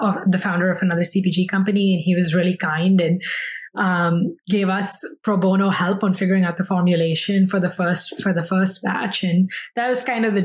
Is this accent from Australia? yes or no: no; New Delhi, Delhi, India; moved away as an adult; also born or lived in New York, United States; now in United States; I grew up in India, as did my co-founder, Shubham, and we moved to the US in 2011 for undergrad at Parsons